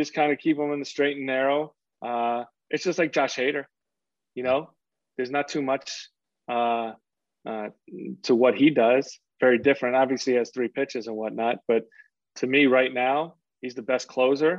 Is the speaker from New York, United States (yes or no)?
yes; New York City, New York, United States; I grew up in Queens